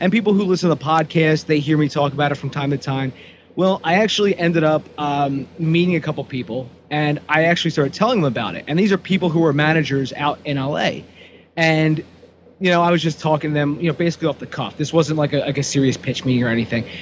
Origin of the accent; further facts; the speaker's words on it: Aston, Pennsylvania, United States; I'm actually from Aston